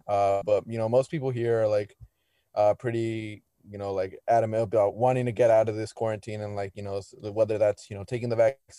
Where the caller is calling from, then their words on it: Tustin, California, United States; I'm from Tustin, like an hour away below LA.